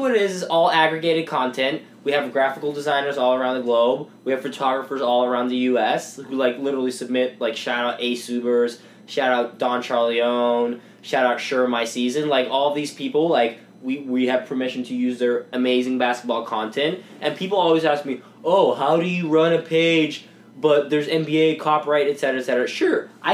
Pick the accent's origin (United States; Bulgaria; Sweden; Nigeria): Sweden; moved away; I'm from Sweden